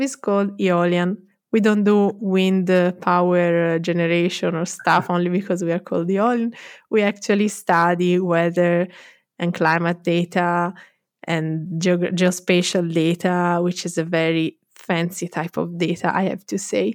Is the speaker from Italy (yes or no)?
yes; Florence, Tuscany, Italy; also born or lived in London; I'm from Florence.